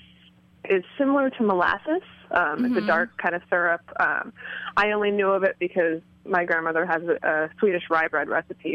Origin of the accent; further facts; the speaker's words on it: Midwest, United States; I grew up in the Midwest in a really kind of rural community